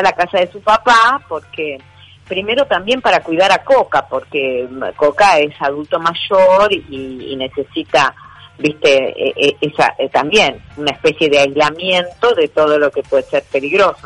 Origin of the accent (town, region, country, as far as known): Argentina